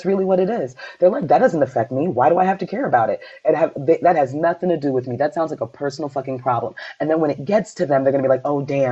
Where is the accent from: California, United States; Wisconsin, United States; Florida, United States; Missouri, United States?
Florida, United States; Miami; I grew up in Miami.